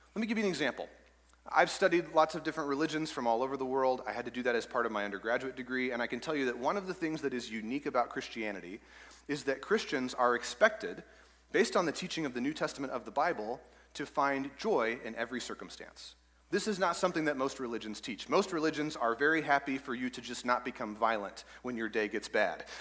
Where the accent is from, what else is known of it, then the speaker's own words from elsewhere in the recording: East Texas, United States; I grew up in East Texas